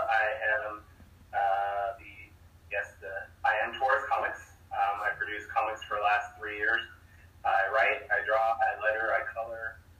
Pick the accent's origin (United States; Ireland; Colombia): United States; Sacramento, California